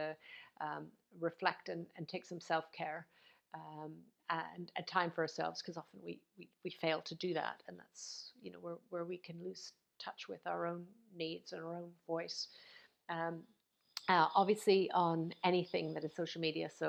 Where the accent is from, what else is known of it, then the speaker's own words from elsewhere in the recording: Canada; now in United Kingdom; I know I'm in the UK right now, although I'm from Canada, I'm here in the UK